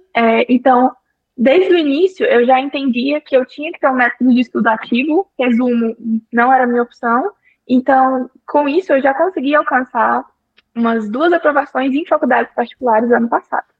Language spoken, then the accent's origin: Portuguese; interior of Minas Gerais, Brazil; Eu sou do interior de Minas Gerais